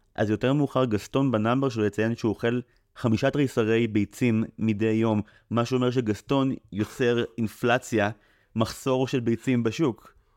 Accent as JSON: {"language": "Hebrew", "country": "Israel", "said": "אני במקור מקיבוץ"}